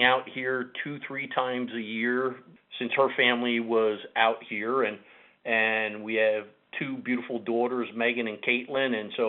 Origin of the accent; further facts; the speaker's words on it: New Jersey, United States; moved away as an adult; also born or lived in New York; now in Grinnell, United States; I was born and raised in New Jersey in a town called Mars Plains, which was about, or which is about 30 minutes outside of New York City